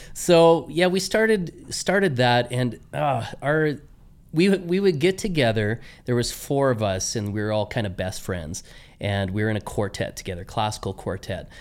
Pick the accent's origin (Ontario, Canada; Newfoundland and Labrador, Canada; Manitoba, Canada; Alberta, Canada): Alberta, Canada; Medicine Hat; also born or lived in Saskatchewan; my my upbringing was in Medicine Hat, and uh, went through conservatory training there